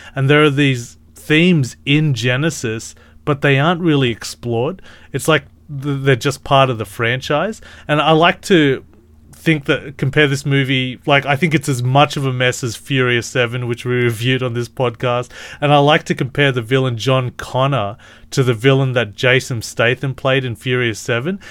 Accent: Australia; I'm Australian

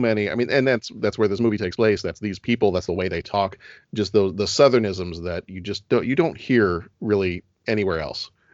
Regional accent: Texas, United States; now in Chicago, United States; I was born in Texas

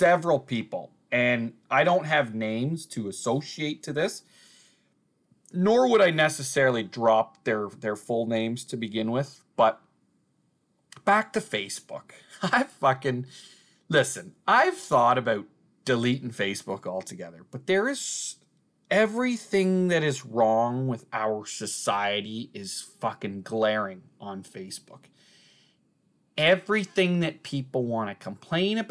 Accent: Uxbridge, Ontario, Canada; my hometown here

